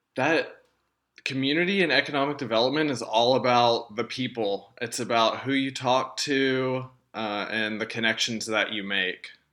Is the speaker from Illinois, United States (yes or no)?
no; Texarkana, Arkansas, United States; moved away as an adult; now in Conway, United States; my hometown of Texarkana